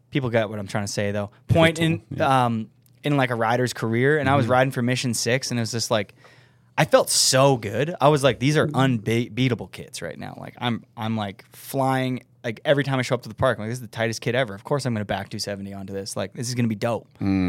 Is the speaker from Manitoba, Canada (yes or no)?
yes; Winnipeg, Manitoba, Canada; I'm from Winnipeg